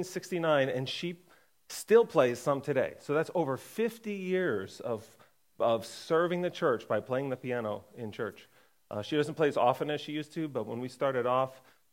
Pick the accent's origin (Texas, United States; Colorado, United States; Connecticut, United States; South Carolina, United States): Connecticut, United States; I was born in Connecticut